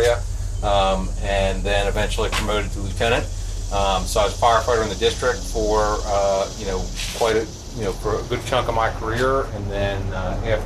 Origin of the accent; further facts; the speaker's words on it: just outside of Philadelphia, Pennsylvania, United States; I started in the fire department in 1994 in my hometown, just outside of Philadelphia, Pennsylvania